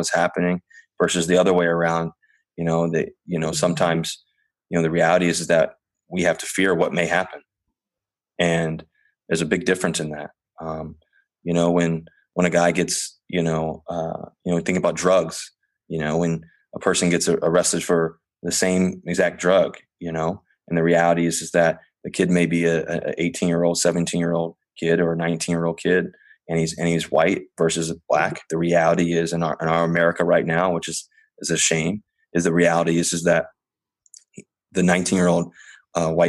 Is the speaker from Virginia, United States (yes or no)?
yes; Richmond, Virginia, United States; also born or lived in Cincinnati, Ohio; now in Seattle, United States; I grew up in Virginia.